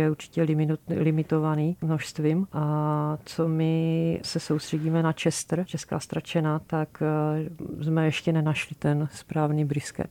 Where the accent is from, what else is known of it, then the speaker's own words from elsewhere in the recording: Moravia, Czechia; now in Prague, Czechia; my oba dva jsme z Moravy